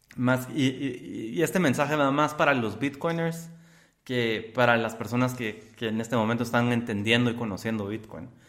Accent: Guatemala; me pongo como guatemalteco

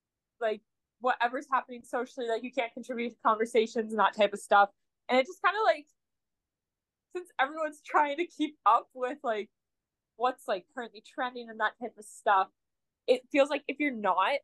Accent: southwestern Ontario, Canada; accent: southwestern Ontario; from Ontario for, like, life.

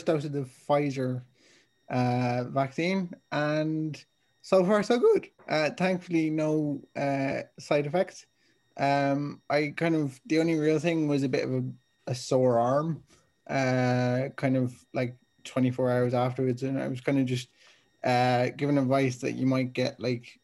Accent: Dublin, Leinster, Ireland; I'm from Dublin.

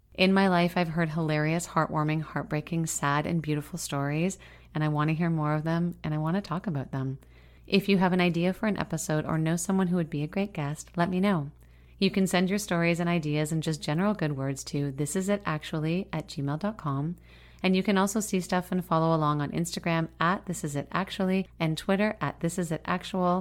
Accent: Meaford, Ontario, Canada; moved away; I wondered when I'd be back, to the place that shaped me

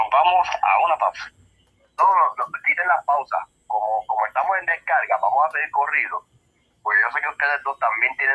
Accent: Humacao, Puerto Rico; aquí en Humacao, aquí en yo digo, porque yo soy de Humacao.

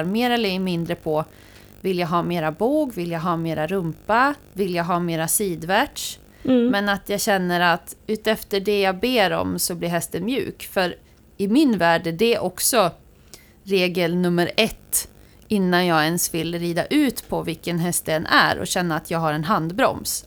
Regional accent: Västra Götaland, Sweden; moved away; jag är från Västra Götaland

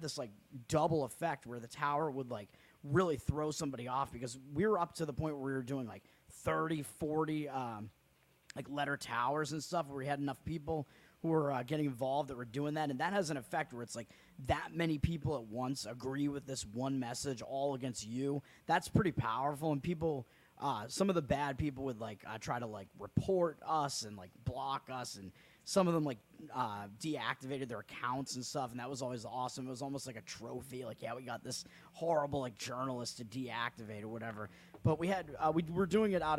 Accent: Massachusetts, United States; Massachusetts convention because it is my home state

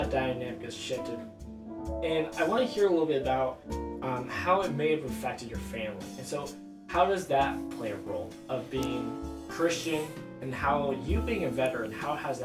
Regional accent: United States; I'm American.

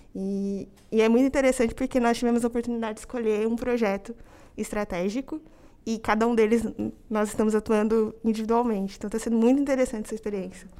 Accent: Campinas, São Paulo, Brazil; moved away as an adult; now in São Paulo, Brazil; sou natural de Campinas, no interior de São Paulo

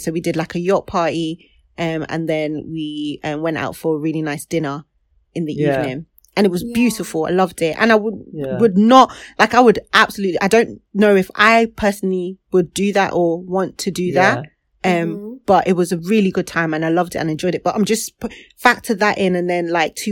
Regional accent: Nigeria; now in Manchester, United Kingdom; as a Nigerian now

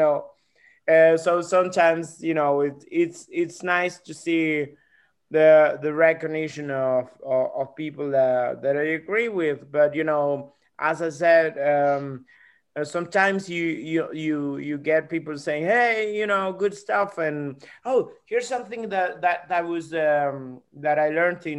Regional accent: Argentina; I'm a comedian from Argentina.

